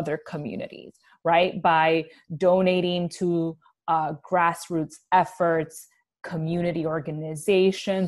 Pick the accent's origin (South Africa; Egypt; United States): United States; New York City, New York; growing up in the Bronx in the 90s